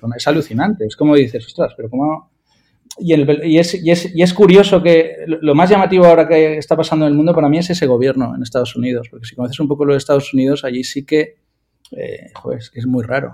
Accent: Valencia, Valencian Community, Spain; yo soy de Valencia

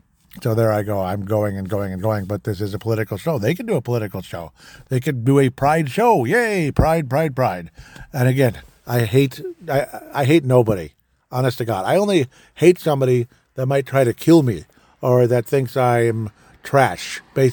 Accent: Golden Valley, Minnesota, United States; I'm personally from Golden Valley, Minnesota

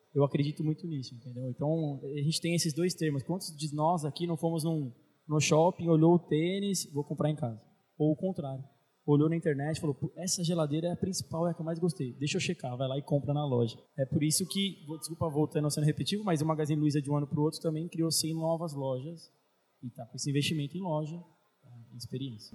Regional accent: São Paulo, Brazil; eu sou de São Paulo

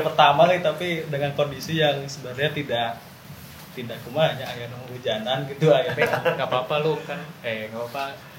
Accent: West Java, Indonesia; kita asli Anak Pasundan

